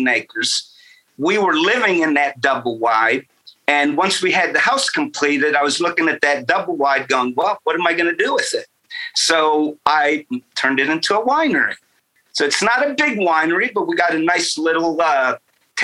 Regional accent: Rochester, New York, United States; moved away as an adult; I'm from upstate New York. And if you're from upstate New York, which is right, Rochester's right underneath Lake Ontario. Mm-hmm. And it's countryside. We lived across from an orchard

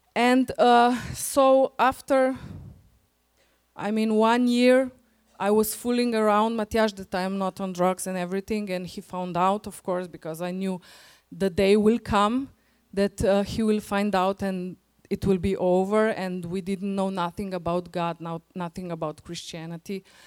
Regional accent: Slovenia; English is a second language; We are coming from Slovenia.

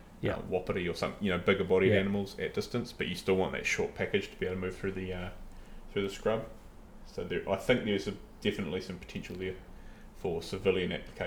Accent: New Zealand; for us as Kiwi hunters and sportsmen

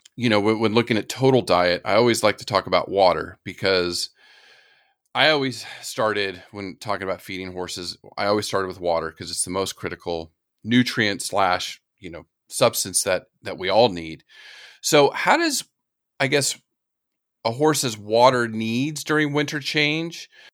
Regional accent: California, United States; moved away; also born or lived in Florida / the Carolinas; I grew up in California and lived in Florida and the Carolinas

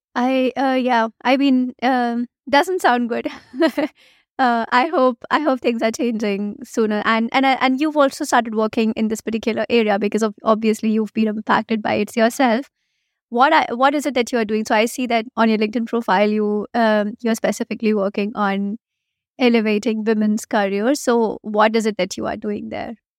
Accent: India; first language Hindi; English is a second language; I come from India

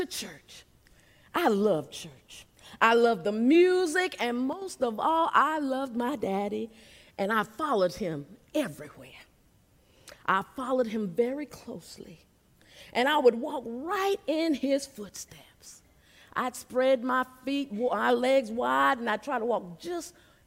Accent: Seneca, South Carolina, United States; I was born and raised in Seneca, South Carolina

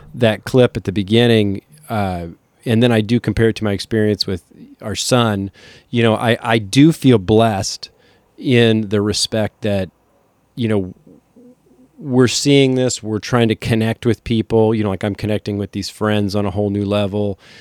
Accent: Kansas City, Missouri, United States; also born or lived in Lawrence; We are from Kansas City

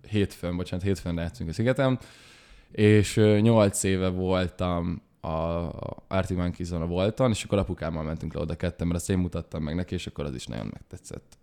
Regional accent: Budapest, Hungary; also born or lived in Esztergom; budapestiek vagyunk

